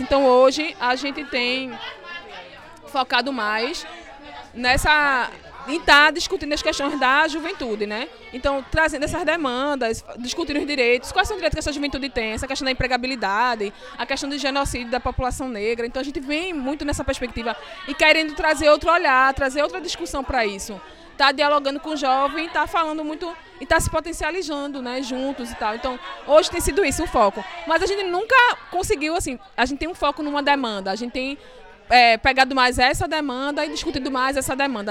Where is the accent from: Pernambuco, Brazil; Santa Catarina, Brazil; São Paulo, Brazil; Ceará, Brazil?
Pernambuco, Brazil; Recife; fui nascida e criada aqui no Ibura